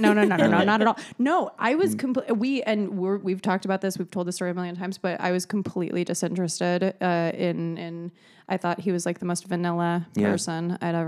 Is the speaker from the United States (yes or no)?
yes; California, United States; I was born and raised in California.